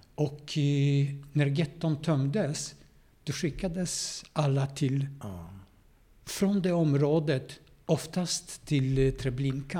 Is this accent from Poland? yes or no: yes; Szczecin, West Pomeranian Voivodeship, Poland; Swedish is a second language; moved away as an adult; now in Gothenburg, Sweden; Jag är född i Polen. Och eh, en stad som heter Stettin.